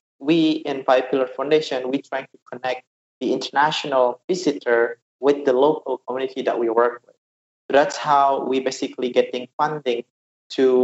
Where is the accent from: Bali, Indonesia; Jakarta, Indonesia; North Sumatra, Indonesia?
Bali, Indonesia; Jembrana Regency; I'm Balinese and I'm from west side of Bali, where we call it Jembrana Regency. It's very rural